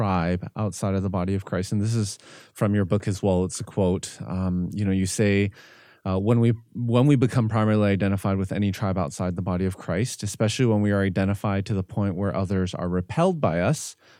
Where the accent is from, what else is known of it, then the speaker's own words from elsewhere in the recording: Canada; moved away as an adult; now in United States; as a Canadian